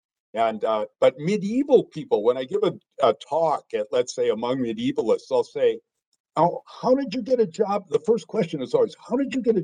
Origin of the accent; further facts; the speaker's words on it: Green Bay, Wisconsin, United States; I grew up in Green Bay, Wisconsin